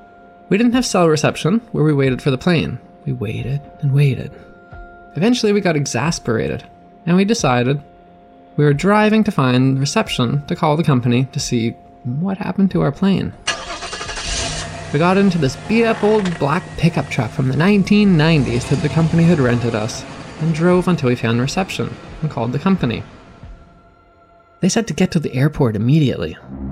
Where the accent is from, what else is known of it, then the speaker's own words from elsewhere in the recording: New Brunswick, Canada; also born or lived in Newfoundland; As a Maritimer, I thought I understood how bad flies were. I was from New Brunswick, and we know black flies, we know mosquitoes, we know those big deer flies that take big chunks out of you. I've also spent a decent portion of my life in rural Newfoundland